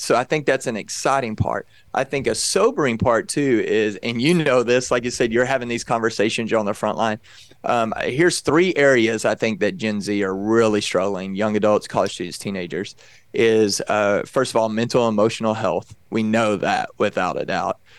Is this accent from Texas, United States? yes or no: yes; Texas, United States; I grew up in Texas